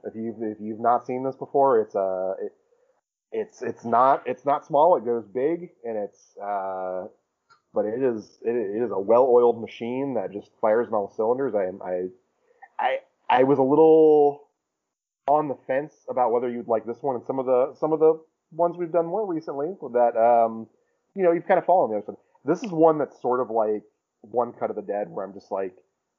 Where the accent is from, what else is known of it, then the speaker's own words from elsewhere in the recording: Brooklyn, New York, United States; If you are thinking about leaving a bad one, I'm from Brooklyn.